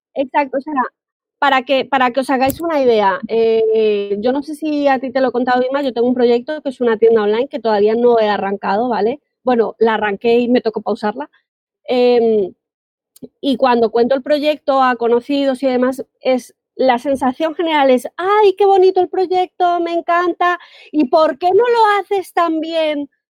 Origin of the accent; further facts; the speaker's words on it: Colombia; now in Spain; yo soy colombiana, vivo en España